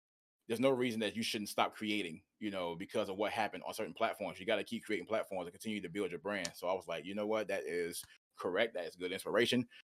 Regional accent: Tampa, Florida, United States; I'm from Tampa Bay, Florida.

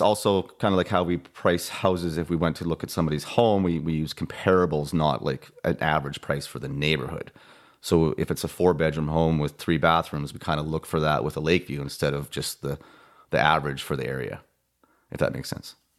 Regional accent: Vernon, British Columbia, Canada; I'm from Vernon, born and raised here

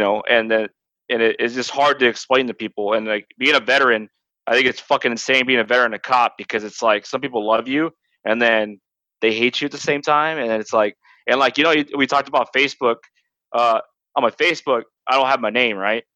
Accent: Turlock, California, United States; born or raised there

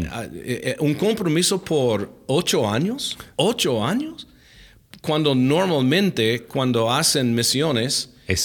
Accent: Alaska, United States; Spanish is a second language; Ah, bueno, crecí en los Estados Unidos, mi, mi, papá era militar, entonces cuando yo era niño movimos en casi todos los mm. dos años, eh, estuvimos moviendo, murando la casa. Ah, crecí en Alaska, por fin, mi, mi papá retiró allá en Alaska.

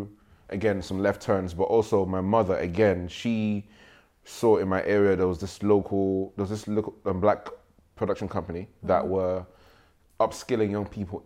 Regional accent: Nigeria; now in United Kingdom; I grew up in Nigeria

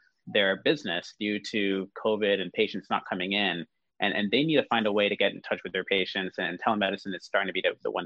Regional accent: United States; I'm American

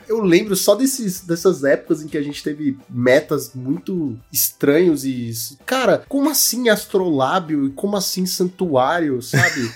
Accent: Brazil; eu sou brasileiro

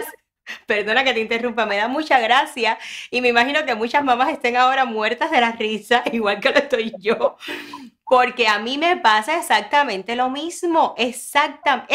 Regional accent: Ranchuelo, Villa Clara, Cuba; now in Miami, United States; yo soy de ranchuelo

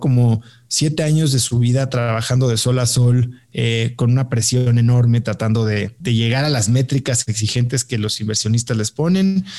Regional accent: Mexico; also born or lived in New York / Stanford; yo soy eh, mexicano

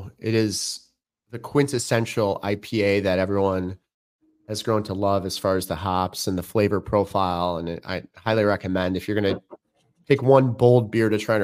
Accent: Chicago, Illinois, United States; I grew up in Chicago. I'm about 35 miles from there now.

